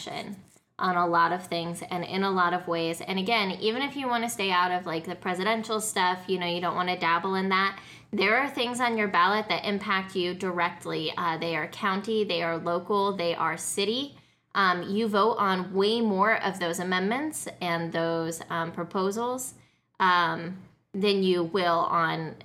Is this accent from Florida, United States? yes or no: no; Colorado, United States; I grew up in Colorado